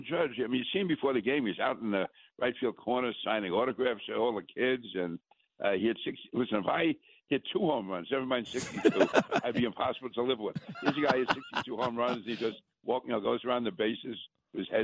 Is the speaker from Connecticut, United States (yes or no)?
no; New York City, New York, United States; being a New Yorker